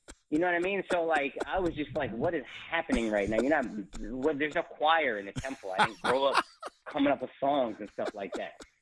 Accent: Dallas, Texas, United States; moved away; I grew up in Dallas

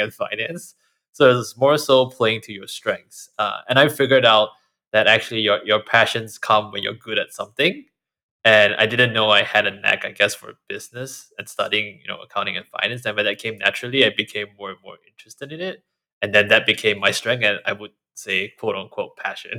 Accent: Singapore; now in United States; I grew up in Singapore where you're always told to be modest and not kind of toot your own horn

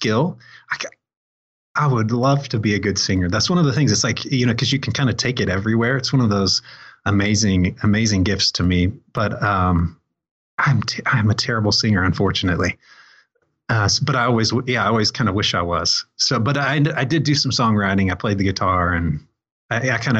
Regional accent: Greenwood, Indiana, United States; I mostly grew up on the south side of Indianapolis

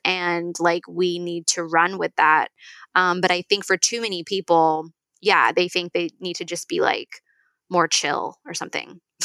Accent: Northern California, United States; I'm like from Northern California

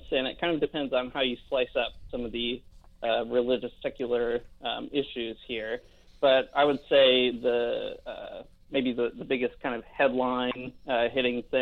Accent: United States; moved away as an adult; now in Canada; I'm originally American myself. I've lived here about five years now.

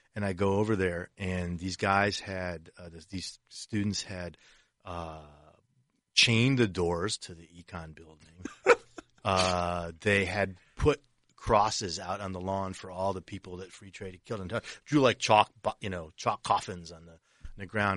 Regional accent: Detroit, Michigan, United States; I grew up in Detroit. I'm a Lions fan

